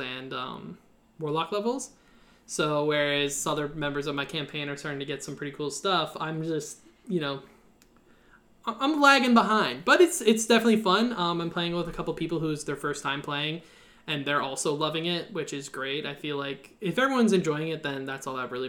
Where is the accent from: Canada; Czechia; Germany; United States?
Canada; I'm Canadian